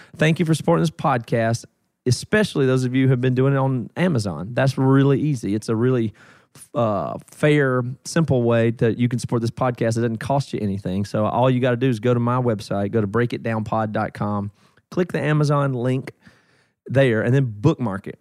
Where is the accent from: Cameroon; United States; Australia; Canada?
United States; South Carolina; now in Seattle, United States; I'm from South Carolina originally